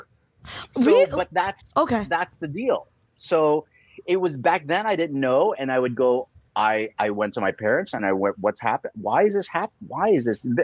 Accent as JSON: {"language": "English", "country": "Philippines", "said": "because I'm Filipino, I, that came pretty naturally."}